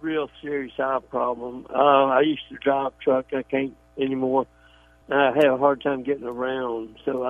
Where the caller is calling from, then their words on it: Tampa, Florida, United States; It's … in from Tampa.